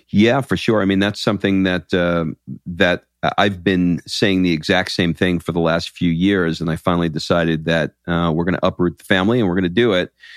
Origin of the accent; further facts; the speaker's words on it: New York, United States; now in Atlanta, United States; I grew up in New York